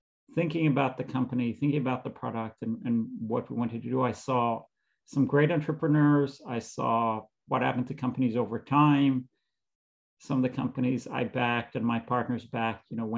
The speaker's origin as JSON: {"language": "English", "country": "Israel", "tie": "born or raised there", "moved": "as an adult", "lives_now": "United States", "said": "I grew up in Israel. I lived there until I came to the States to do a graduate degree at Columbia"}